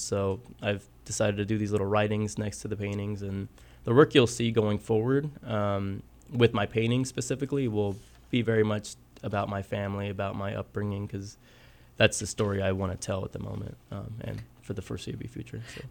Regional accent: Southwest Kansas, United States; moved away as an adult; also born or lived in Guerrero, Mexico / Texas; now in Kansas City, United States; I grew up in Southwest Kansas. originally from Mexico. Uh, I moved to the United States when I was three with my family

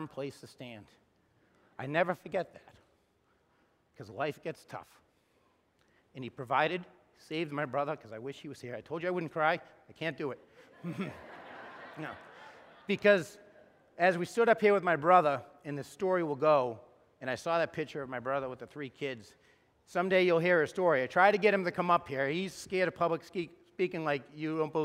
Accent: Wilmington, Massachusetts, United States; We're growing up in Wilmington

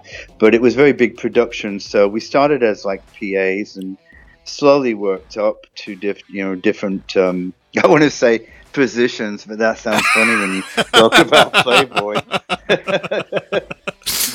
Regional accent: Yorkshire and the Humber, United Kingdom; because I'm originally from Yorkshire

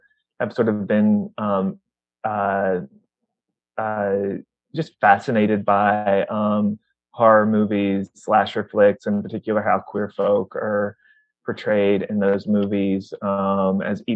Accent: Mississippi, United States; moved away as an adult; also born or lived in Ohio; I am originally from Mississippi.

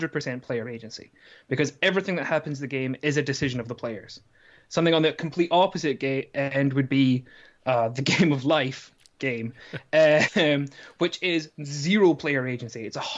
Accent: Scotland, United Kingdom; also born or lived in South Korea; now in Durham, United Kingdom; I'm actually Scottish.

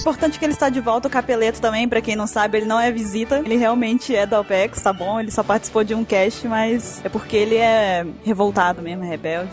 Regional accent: Espírito Santo, Brazil; sou de Guarapari, Espírito Santo

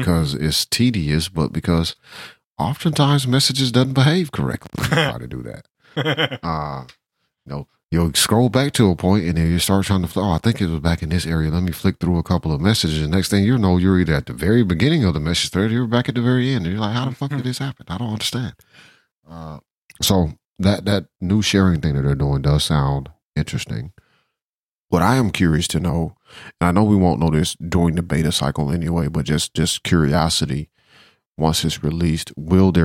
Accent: Georgia, United States; I'm from Georgia, so you know I don't like the Alabama Crimson Tide.

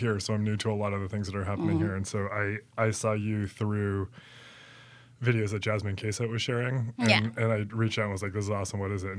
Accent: Maine, United States; I'm from Maine.

